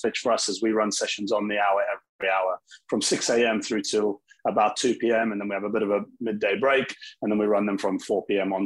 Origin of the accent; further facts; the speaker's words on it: South Africa; now in United Kingdom; I'm actually from South Africa originally, very heavy sports country, and kind of born into sport